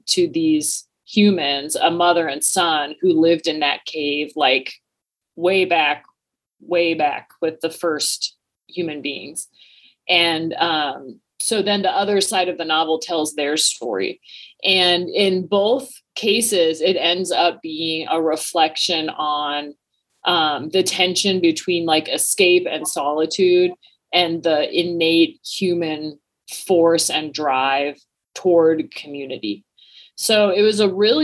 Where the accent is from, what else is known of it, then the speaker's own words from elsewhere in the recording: Washington, United States; I grew up in Washington State